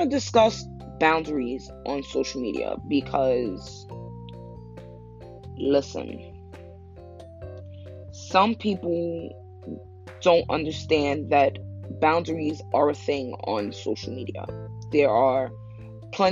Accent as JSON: {"language": "English", "region": "New York", "country": "United States", "said": "I'm from New York."}